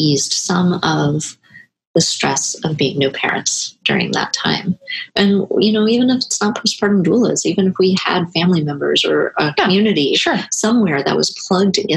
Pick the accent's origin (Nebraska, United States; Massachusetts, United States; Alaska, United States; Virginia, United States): Nebraska, United States; now in Portland, United States; I grew up in Nebraska